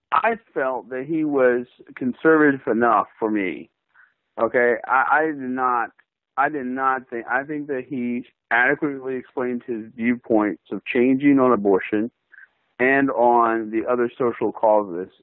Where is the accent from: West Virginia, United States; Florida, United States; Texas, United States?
West Virginia, United States; moved away as an adult; also born or lived in Greenville, South Carolina / Columbia, South Carolina; I grew up in West Virginia. I graduated from high school there.